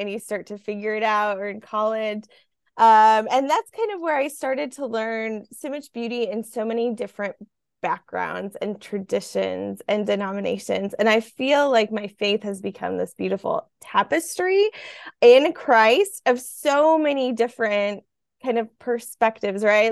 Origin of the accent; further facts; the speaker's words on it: Midwest, United States; I grew up in the Midwest